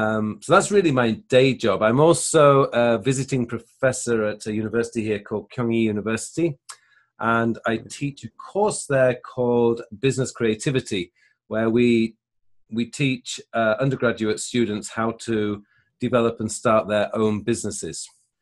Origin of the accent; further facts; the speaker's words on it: United Kingdom; now in South Korea; I'm sure Francesco has already mentioned that. I'm originally from the United Kingdom, but now I live and work in South Korea.